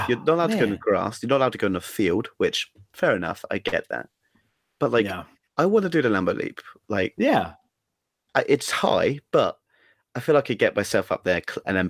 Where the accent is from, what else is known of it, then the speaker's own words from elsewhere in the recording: England, United Kingdom; now in Wisconsin, United States; I'm from England.